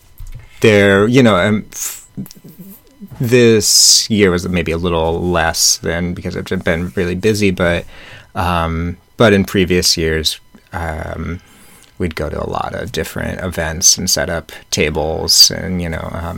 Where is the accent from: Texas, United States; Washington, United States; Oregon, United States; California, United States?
Washington, United States; Snohomish; I grew up in Snohomish, or outside of Snohomish, Washington, which is about 40 miles northeast of Seattle.